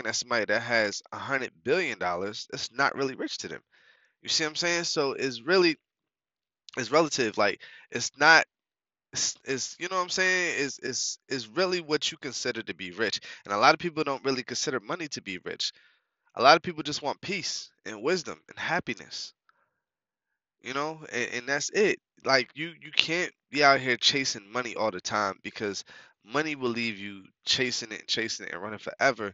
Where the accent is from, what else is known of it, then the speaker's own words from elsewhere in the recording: New York, United States; moved away; also born or lived in North Carolina; I'm originally from New York